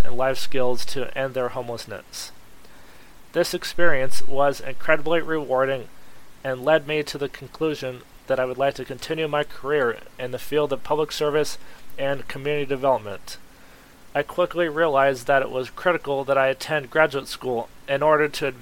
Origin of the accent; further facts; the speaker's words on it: Peoria, Arizona, United States; moved away; I'm originally from Peoria, Arizona